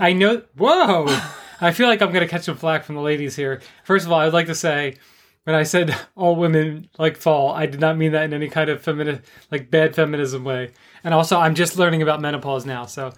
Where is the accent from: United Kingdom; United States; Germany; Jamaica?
United States; New Jersey; we're from South Jersey, too